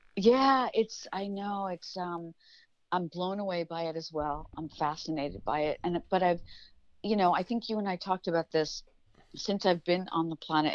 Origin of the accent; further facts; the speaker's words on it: New York, United States; I come from New York